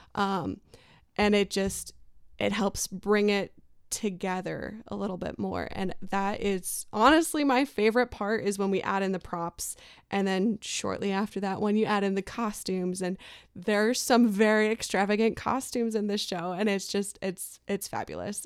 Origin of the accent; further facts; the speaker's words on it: Albion, Nebraska, United States; So I surprisingly grew up in a very small community of about sixteen hundred people up north. It's a town called Albion, Nebraska.